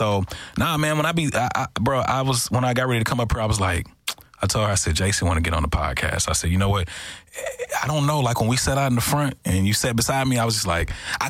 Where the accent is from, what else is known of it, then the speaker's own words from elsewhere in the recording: Texarkana, Texas, United States; I think one of the advantages I have from growing up in Texarkana was, not to be funny, it's a homegrown place.